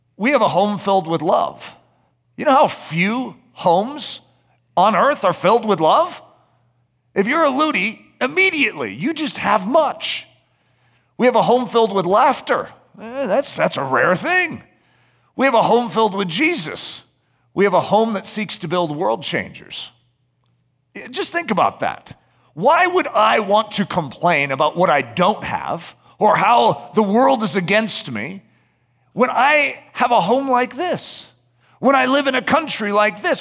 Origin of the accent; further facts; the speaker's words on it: United States; Just being an American